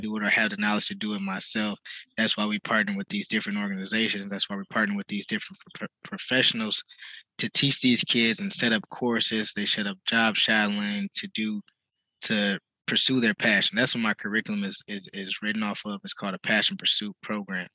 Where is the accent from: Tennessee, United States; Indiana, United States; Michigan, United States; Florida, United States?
Michigan, United States; Detroit; I'm off uh, right off Davidson and Woodrow Wilson